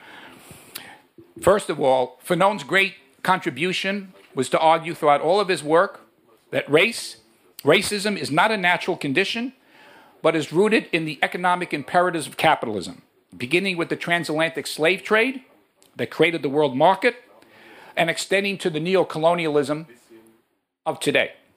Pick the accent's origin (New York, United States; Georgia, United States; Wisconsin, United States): New York, United States; now in Chicago, United States; I come from New York originally, but I live now in Chicago